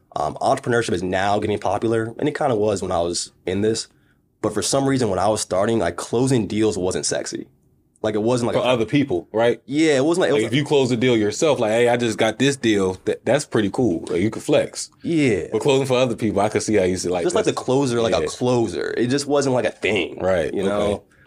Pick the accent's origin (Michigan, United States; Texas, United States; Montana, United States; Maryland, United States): Maryland, United States; moved away; also born or lived in Las Vegas; I came from Maryland, family taught me education